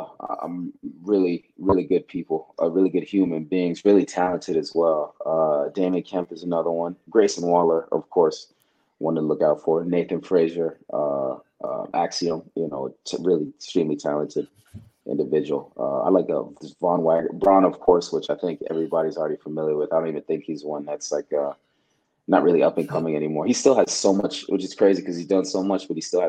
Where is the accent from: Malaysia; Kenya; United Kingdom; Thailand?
Kenya; also born or lived in Uganda; So I didn't actually grow up in Nigeria. I grew up in Kenya and Uganda